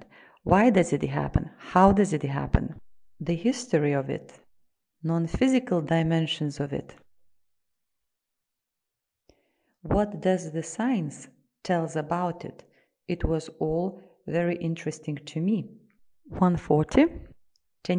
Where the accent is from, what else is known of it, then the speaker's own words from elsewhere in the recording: Russia; I am from Russia.